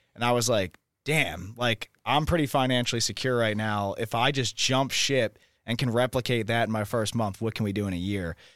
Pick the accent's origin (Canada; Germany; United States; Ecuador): United States; Philadelphia, Pennsylvania; now in Austin, United States; I'm also thirty years old and from Philadelphia, Pennsylvania.